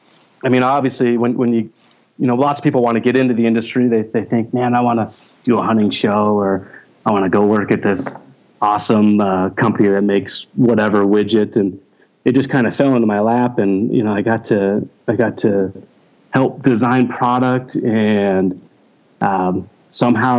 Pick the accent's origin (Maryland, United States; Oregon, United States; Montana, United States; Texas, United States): Montana, United States; Forsyth; also born or lived in Missoula, Montana; I grew up in a super small town, eastern Montana, a little town called Forsyth.